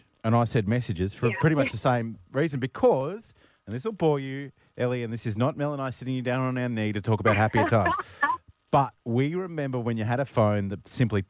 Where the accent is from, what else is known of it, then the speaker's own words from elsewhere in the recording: Brisbane, Queensland, Australia; I grew up in Brisbane